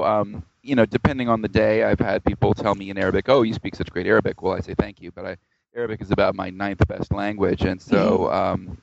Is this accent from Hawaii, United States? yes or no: no; Georgia, United States; also born or lived in Tennessee / Arkansas / New Orleans, Louisiana; I grew up around the South in the U.S., mostly in Georgia, but I was born in Tennessee and I lived in Arkansas